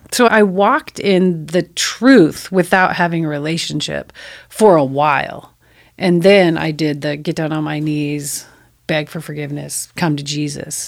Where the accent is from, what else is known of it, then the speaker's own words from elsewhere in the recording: El Cajon, California, United States; I grew up in El Cajon and I went through Cajon Valley schools.